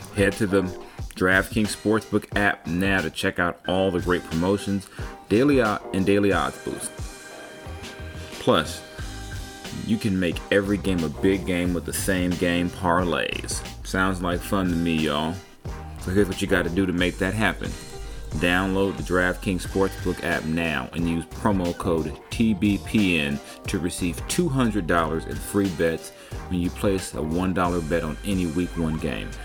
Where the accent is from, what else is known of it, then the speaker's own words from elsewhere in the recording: Long Beach, California, United States; I'm from Long Beach, and Long Beach is, yo, is my city